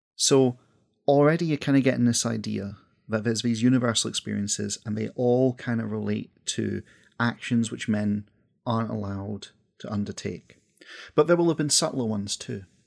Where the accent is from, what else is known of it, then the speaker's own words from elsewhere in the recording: west coast of Scotland, United Kingdom; accent: Scottish; As someone from the west coast of Scotland